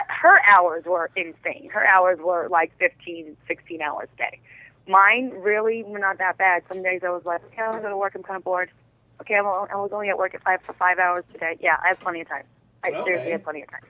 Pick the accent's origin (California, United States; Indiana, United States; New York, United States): New York, United States; New York City; accent: Brooklyn; moved away; I'm originally from Brooklyn